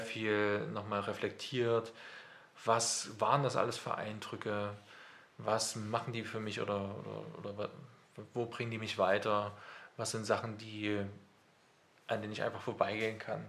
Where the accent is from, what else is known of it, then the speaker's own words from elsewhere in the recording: near Wurzen, Leipzig area, Saxony, Germany; now in Leipzig, Germany; Also ich komme halt aus dem Umkreis von Leipzig, äh, tatsächlich aus Losser bei Wurzen. Und da habe ich bei meinen Eltern, die haben halt einen Bauernhof